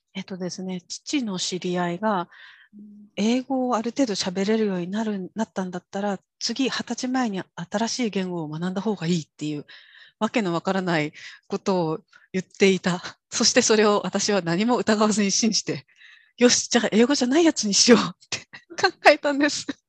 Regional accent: Kyushu, Japan; born or raised there; accent: Kyushu dialect; first language Japanese; moved away as an adult; also born or lived in Tokyo / Germany

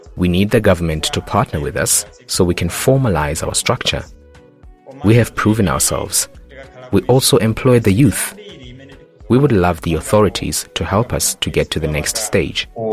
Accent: Mzimba, Northern Region, Malawi; I was born in Mzimba, in the north of Malawi

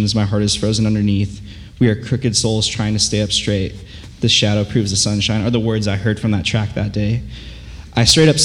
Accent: Yorba Linda, California, United States; Growing up in Yorba Linda, when you walk out those doors, you can see where I went to high school

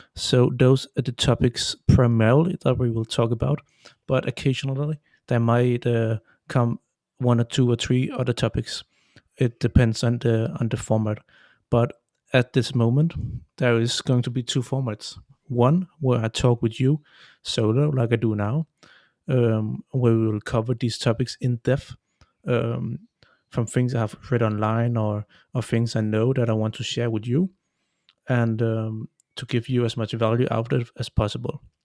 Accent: Denmark; I come from Denmark and I live near Copenhagen.

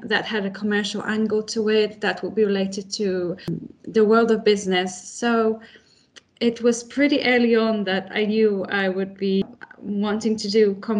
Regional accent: Warsaw, Masovian Voivodeship, Poland; English is a second language; moved away as an adult; also born or lived in United Kingdom; And for me, my home country is Poland.

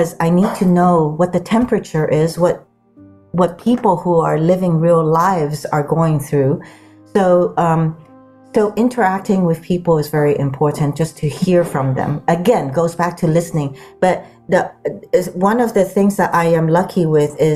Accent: Sudan; also born or lived in Guam; now in Palo Alto, United States; I grew up in the Sudan and grew up on Guam.

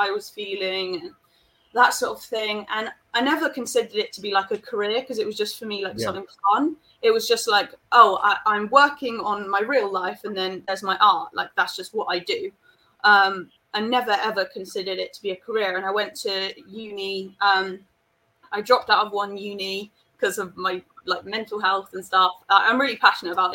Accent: Spain; we grew up in Spain

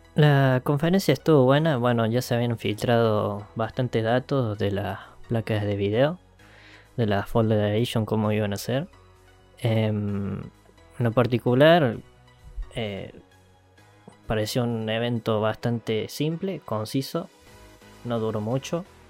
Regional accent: Argentina; somos de Argentina

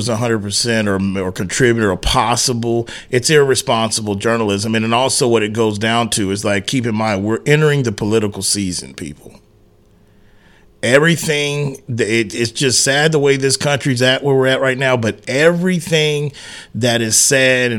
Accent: San Antonio, Texas, United States; I've been born and raised in Texas all my life in San Antonio.

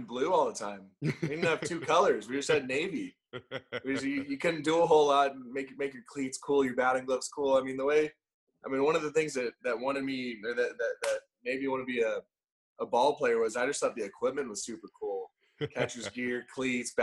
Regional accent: Orange County, California, United States; growing up in Orange County

